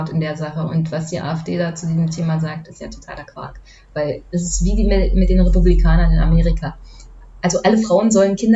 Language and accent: German; East Germany, Germany; weil ich komme aus dem Osten